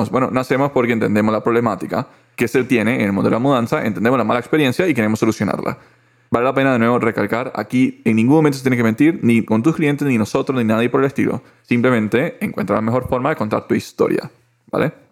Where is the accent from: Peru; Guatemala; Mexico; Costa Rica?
Costa Rica; Yo soy de acá de Costa Rica.